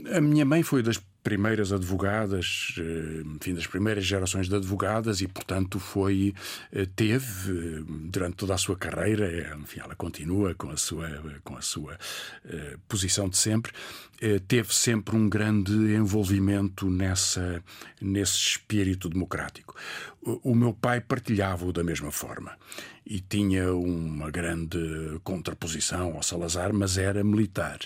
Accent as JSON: {"language": "Portuguese", "country": "Portugal", "tie": "born or raised there", "also_born_or_lived": "Mozambique", "said": "o meu pai, que é militar, e a minha mãe, advogada, voltaram para, para, para o continente"}